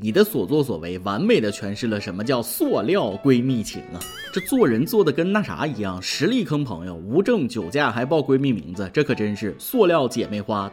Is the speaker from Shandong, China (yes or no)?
yes; Shandong, China; 我不是北京的，我是山东的。